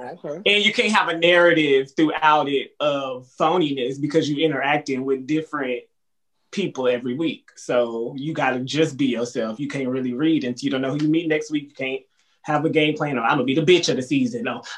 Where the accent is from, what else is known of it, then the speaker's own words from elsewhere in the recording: Texas, United States; I'm from Texas.